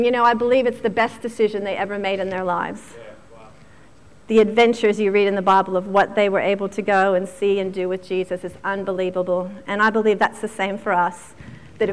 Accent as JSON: {"language": "English", "region": "Virginia", "country": "United States", "tie": "born or raised there", "moved": "yes", "said": "I grew up in Virginia, which is just outside of Washington, D.C."}